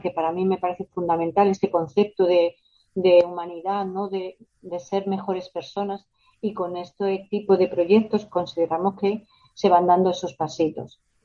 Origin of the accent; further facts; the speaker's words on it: La Rioja, Spain; moved away as an adult; now in Dos Hermanas, Spain; yo soy de La Rioja, pero llevo viviendo aquí ya más de 20 años y bueno, por eso yo digo que soy andaluza de adopción y nazarena de adopción